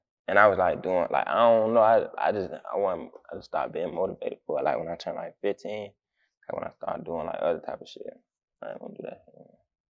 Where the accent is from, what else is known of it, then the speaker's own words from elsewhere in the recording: Jacksonville, Florida, United States; I'm from Southside.